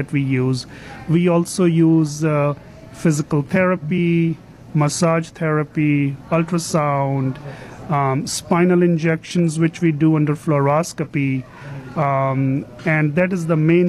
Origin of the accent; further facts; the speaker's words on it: India; moved away as an adult; also born or lived in Rochester, New York; now in United States; originally, I am from India